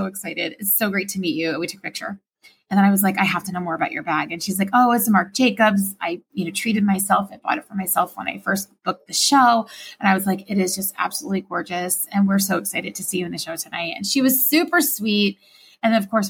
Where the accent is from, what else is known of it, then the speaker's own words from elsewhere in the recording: Florida, United States; somebody from Florida who didn't have exposure to growing up in New York